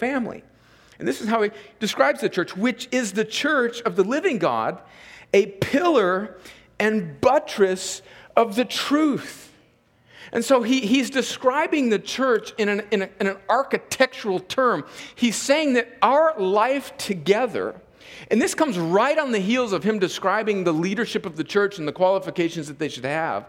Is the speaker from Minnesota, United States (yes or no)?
no; California, United States; moved away as an adult; now in Columbus, United States; I'm from California